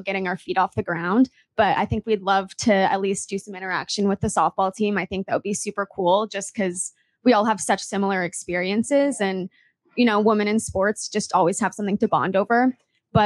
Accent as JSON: {"language": "English", "area": "Bay Area", "region": "California", "country": "United States", "tie": "born or raised there", "said": "I'm from the Bay Area, grew up really big Giants fan"}